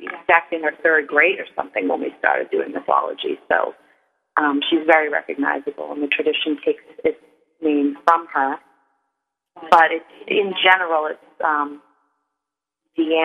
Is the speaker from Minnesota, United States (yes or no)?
no; Salem, Massachusetts, United States; I grew up on Gallows Hill, and the Salem woods were where I spent a lot of my youth